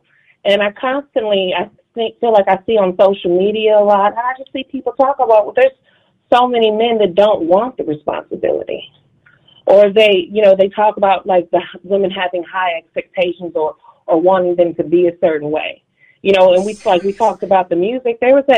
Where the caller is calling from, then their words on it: Dallas, Texas, United States; Marie, I'm calling from Dallas.